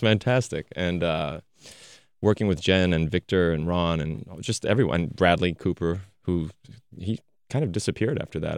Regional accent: France; moved away; Growing up in France

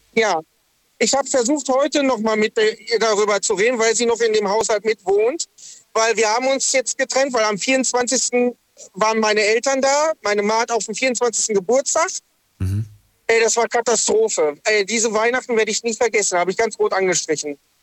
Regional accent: Lünen, North Rhine-Westphalia, Germany; also born or lived in Dortmund; now in Sindelfingen, Germany; ich bin eigentlich aus Dortmund, mhm. also aus dem Ruhrpott. Ähm, bin in Lünen groß geworden

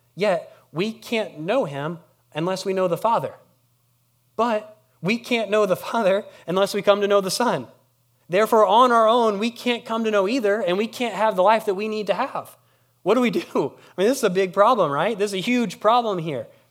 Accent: Harrisburg, United States; I'm from Harrisburg

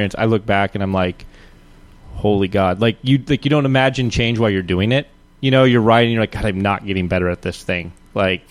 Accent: Eastern Washington, United States; I'm from Eastern. I've spent a lot of time in Eastern Washington

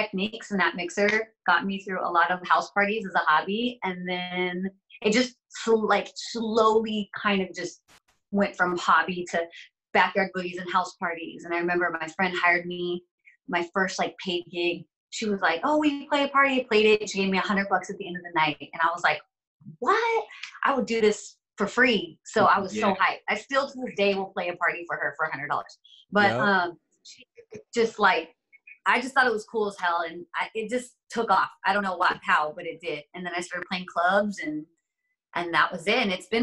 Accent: Inland Empire, California, United States; I'm from the Inland Empire

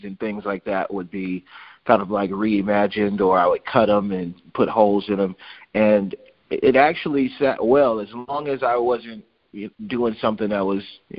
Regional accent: Alexandria, Louisiana, United States; moved away; also born or lived in Fort Polk, Louisiana; I was born in Fort Polk because my dad was in the service, but we grew up in Alexandria, and we stayed in the projects

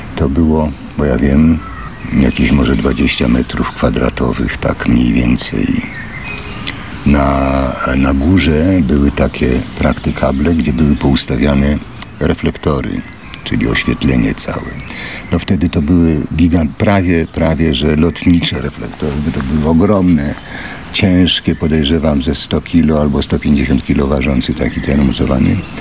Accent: Warsaw, Masovian Voivodeship, Poland; also born or lived in Łódź; mieszkaliśmy w Warszawie po, po, po, po krótkim pobycie w Łodzi

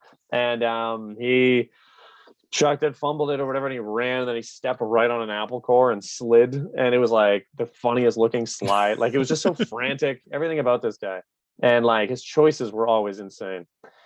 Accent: Canada; So my mom's from Belgium. My dad's from England. Yeah. We grew up in Canada.

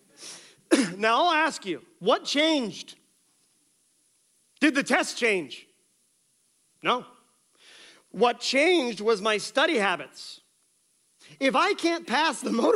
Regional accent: Colton, Iowa, United States; moved away; my hometown of Colton, Iowa

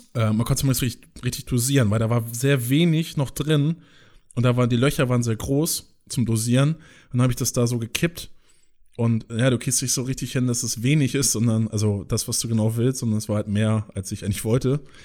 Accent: countryside near Flensburg, Schleswig-Holstein, Germany; wo ich herkomme, so, die auch immer äh, auf dem Land da wohnen bei Flensburg

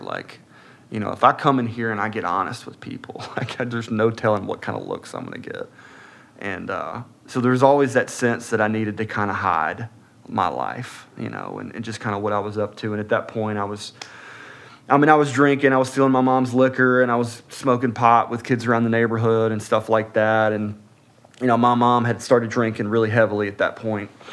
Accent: Atlanta, Georgia, United States; also born or lived in Birmingham, Alabama; I was born in Birmingham, Alabama, uh, March 31st, 1982. Um, moved to Atlanta, just north of Atlanta, Gwinnett County, uh, when I was about six months old

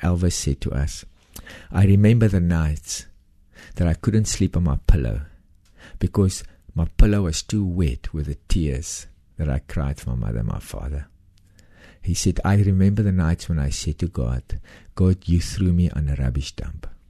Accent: South Africa; I came from South Africa. I'm a white South African, Afrikaner

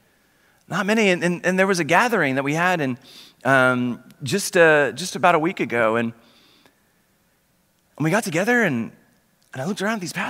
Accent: Oklahoma, United States; moved away as an adult; now in Dallas, United States; Originally, my family and I are from Oklahoma

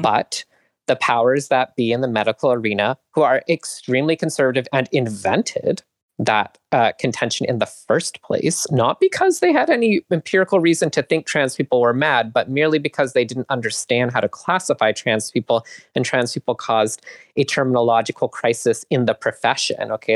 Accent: Canada; I grew up in Canada

